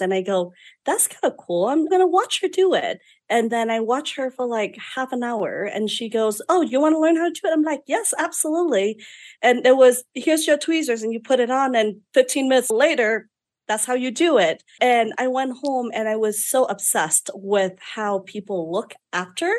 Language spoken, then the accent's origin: English; Vietnam; moved away as an adult; now in United States; I was born and raised in Vietnam